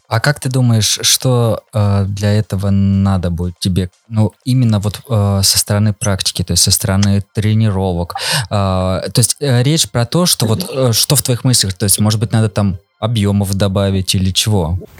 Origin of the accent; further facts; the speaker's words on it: Voronezh, Voronezh Oblast, Russia; мы сами там из Воронежа